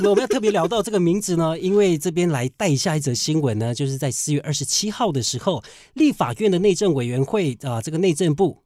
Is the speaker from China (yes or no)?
no; Taiwan; 我是在这个俊色的部落长大